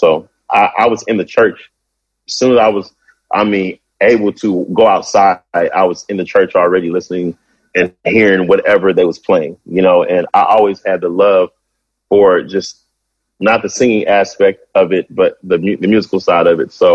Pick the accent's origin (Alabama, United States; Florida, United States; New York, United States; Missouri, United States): Missouri, United States; Kansas City; moved away; also born or lived in Blytheville, Arkansas; I'm from Kansas City, which I grew up there